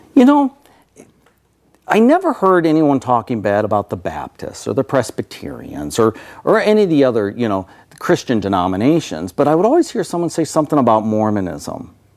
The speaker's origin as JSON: {"language": "English", "region": "Michigan", "country": "United States", "tie": "born or raised there", "moved": "yes", "said": "I was born and raised in Michigan back east"}